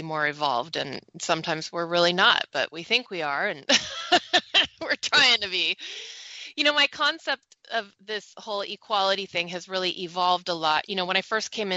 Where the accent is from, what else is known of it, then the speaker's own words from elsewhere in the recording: Silicon Valley, California, United States; I grew up in the Silicon Valley